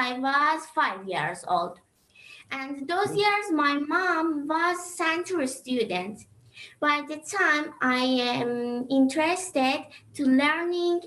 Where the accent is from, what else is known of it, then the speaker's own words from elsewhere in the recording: Tehran, Tehran Province, Iran; I'm 12 years old, and I'm from Iran. I live in Tehran